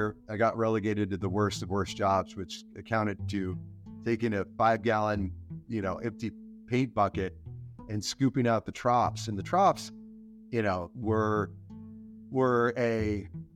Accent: El Centro, California, United States; down in my hometown of El Centro, California

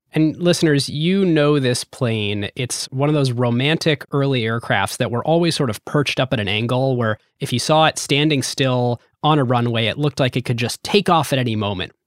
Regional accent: United States; Growing up in America

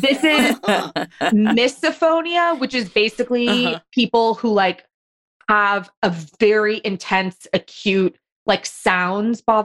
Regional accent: Los Angeles, California, United States; I grew up in Los Angeles

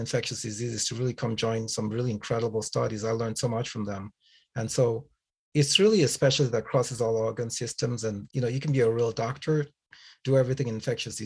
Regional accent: Nigeria; moved away; also born or lived in England / Canada; I was born in Nigeria, and I grew up in a family of attorneys

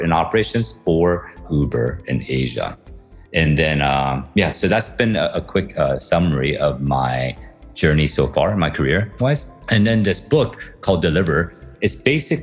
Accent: United States; moved away as an adult; also born or lived in Taiwan / Beijing, China; now in Philippines; spent most of my time in the US, in the Midwest and on the East Coast.

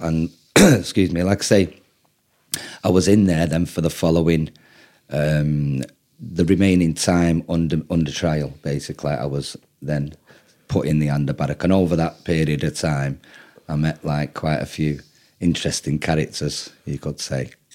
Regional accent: Manchester, North West England, United Kingdom; I'm English

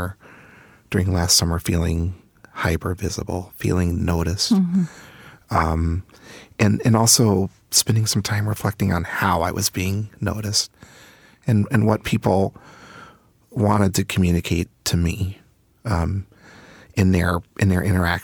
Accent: Kansas, United States; born there; now in St. Paul, United States; Yeah, I was born in Kansas, and I live in St. Paul.

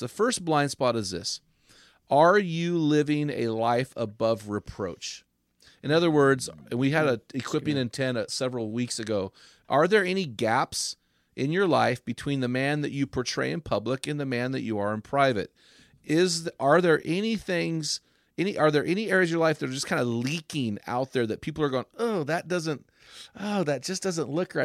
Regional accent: San Luis, California, United States; where we grew up in San Luis

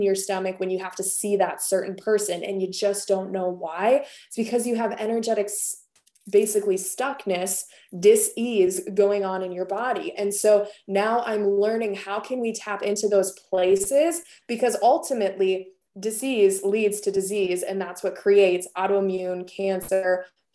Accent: Wisconsin, United States; I come from Wisconsin

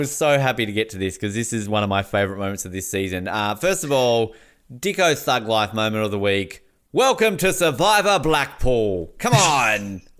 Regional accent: Tasmania, Australia; and I'm from Tasmania.

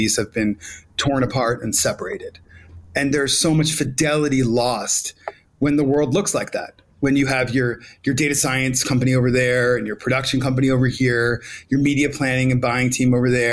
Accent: New York City, New York, United States; I love Brooklyn. That's my hometown, but I am here in Mexico City

